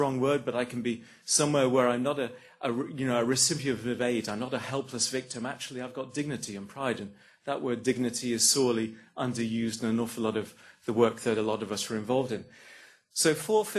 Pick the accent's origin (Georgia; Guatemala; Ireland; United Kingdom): United Kingdom; England; moved away as an adult; now in Australia; as an English person